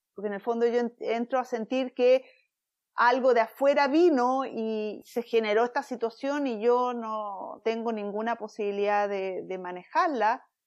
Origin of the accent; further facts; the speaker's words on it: Chile; moved away as an adult; now in San Diego, United States; soy chilena, y estando en Chile, eh, bueno, viviendo en Chile, en mis 20